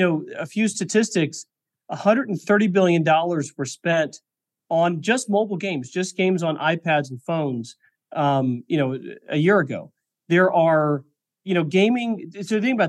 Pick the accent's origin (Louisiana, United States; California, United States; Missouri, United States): Missouri, United States; moved away; also born or lived in Silicon Valley; I grew up in Missouri